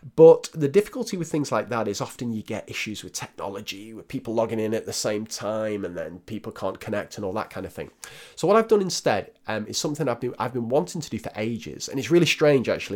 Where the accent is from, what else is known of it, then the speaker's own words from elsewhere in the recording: Northern England, United Kingdom; accent: northern; my dodgy northern accent